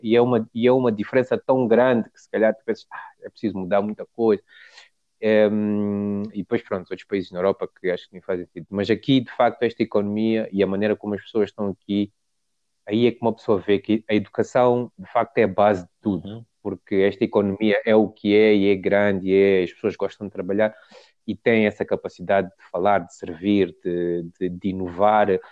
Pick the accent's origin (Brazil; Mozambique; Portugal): Mozambique; moved away as an adult; also born or lived in South Africa / England; now in Nairobi, Kenya; somos de Moçambique